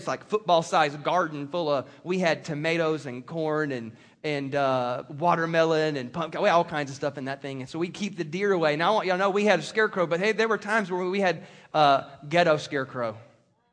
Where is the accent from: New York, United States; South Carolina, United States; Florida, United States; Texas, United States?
South Carolina, United States; moved away; I grew up in South Carolina, and my grandfather was a farmer and cattle rancher, and so I grew up around this stuff